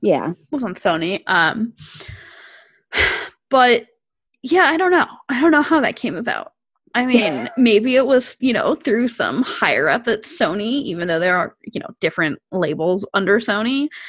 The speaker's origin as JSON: {"language": "English", "region": "New Jersey", "country": "United States", "tie": "born or raised there", "said": "I'm from New Jersey and like an area"}